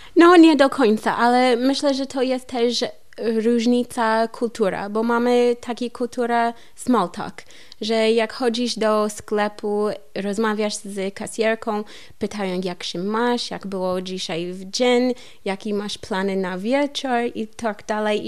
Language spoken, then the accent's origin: Polish; Columbia, Missouri, United States; Polish is a second language; moved away as an adult; also born or lived in California / Masuria, Poland; now in Wrocław, Poland; U nas w Kolumbii są lasy trochę